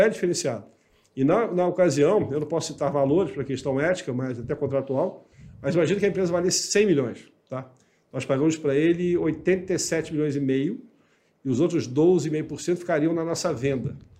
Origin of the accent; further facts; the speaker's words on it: Rio de Janeiro, Brazil; moved away as an adult; now in Igrejinha, Brazil; eu, como carioca, agora estou no sul do país, né? Eu estou em Igrejinha